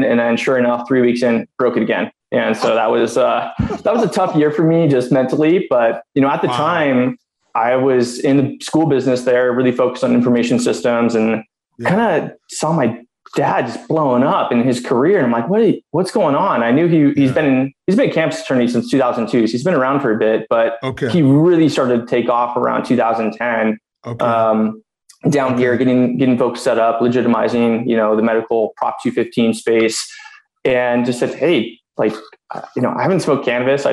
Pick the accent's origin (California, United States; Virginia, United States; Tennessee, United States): California, United States; Southern; born and raised in Southern California